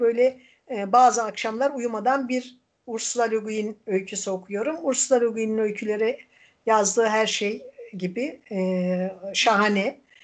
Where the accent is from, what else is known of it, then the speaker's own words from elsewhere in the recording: Erzincan, Turkey; now in Izmir, Turkey; ben Erzincanlıyım ama tabii 40 yıldan fazladır İzmir'de yaşayınca ben, bu burası da artık benim memleketim.